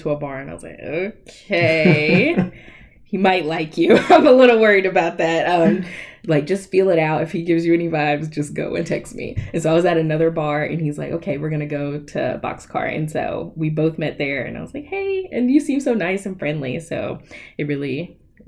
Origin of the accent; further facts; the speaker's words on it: Greensboro, North Carolina, United States; also born or lived in Pembroke, North Carolina; I was born and raised in Greensboro